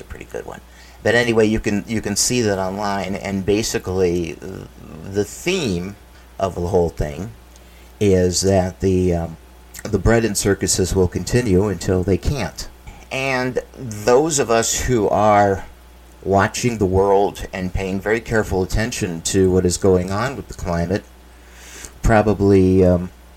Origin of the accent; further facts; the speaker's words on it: United States; I can speak for Americans.